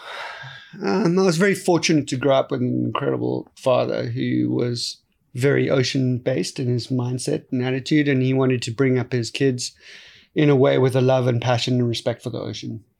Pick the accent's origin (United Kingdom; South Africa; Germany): South Africa; growing up in South Africa is a very unique place